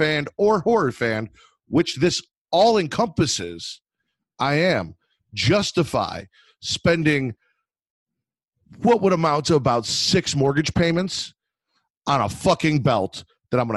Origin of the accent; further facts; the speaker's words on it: Chicago, Illinois, United States; I'm from Chicago